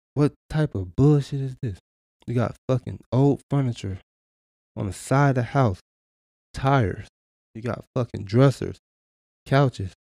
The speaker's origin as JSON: {"language": "English", "town": "Oakland", "region": "California", "country": "United States", "tie": "born or raised there", "moved": "yes", "lives_now": "Atlanta, United States", "said": "I grew up in Oakland, California. Now I live in the burbs of Atlanta, outside of Atlanta."}